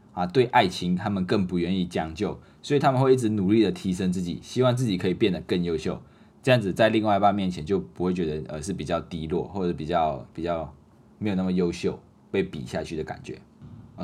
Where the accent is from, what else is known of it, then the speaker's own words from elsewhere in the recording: Malaysia; moved away as an adult; now in Taiwan; 所以在马来西亚的时候，我们的服装都穿得比较简单，一年四季都是一样的啊，不会有分冬天的服装跟夏天的服装。那我们还有一个特点就是我们马来西亚人很喜欢穿拖鞋，啊，不知道为什么，尤其是刚来到台湾念大一的这种新生，马来西亚的新生，啊，通常都是穿拖鞋。刚开始的时候，我也是很，还是很习惯穿拖鞋，啊，不管去到哪里就是穿拖鞋出去，去上课，然后也是穿拖鞋，啊，去环岛也是穿拖鞋